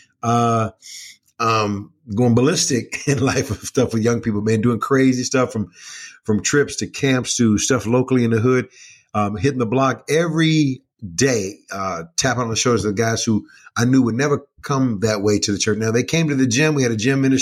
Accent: Kansas City, Missouri, United States; now in Chicago, United States; Born and raised in Kansas City, Missouri

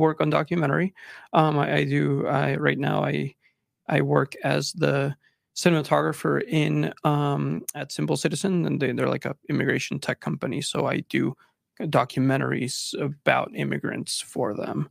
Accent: Texas, United States; moved away as an adult; also born or lived in Monterrey, Mexico; now in Utah, United States; I moved from Mexico, I was born in Mexico, immigrated to Texas, um, and lived there until I came to school, uh, here in Utah

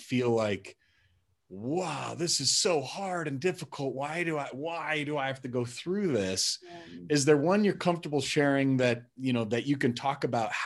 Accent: Wisconsin, United States; I was born in Wisconsin

